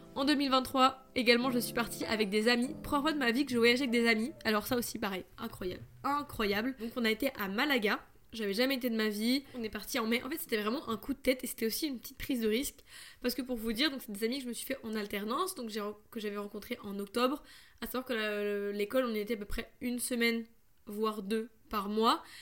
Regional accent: France; je suis française

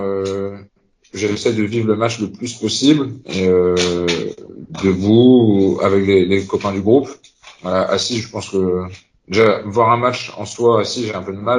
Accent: Concarneau, Brittany, France; also born or lived in Rostrenen; je suis originaire de Concarneau dans le Finistère

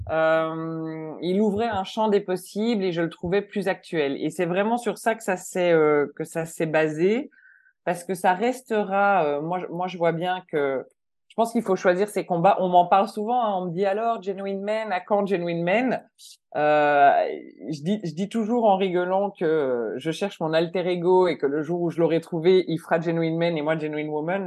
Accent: Belgium; moved away as an adult; now in Switzerland; je suis belge, ça fait 15 ans que je vis en Suisse

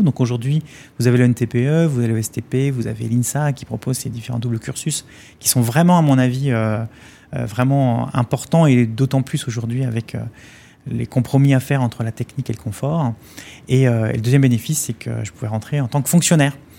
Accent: Vitré, Brittany, France; c'était 75 maisons pareilles, un programme social de la ville de Vitré, là d'où je viens

